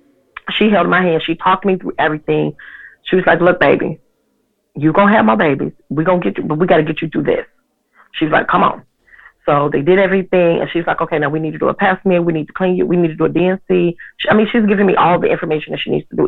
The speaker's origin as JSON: {"language": "English", "town": "Chicago", "region": "Illinois", "country": "United States", "said": "I'm 45 years old and I'm from Chicago"}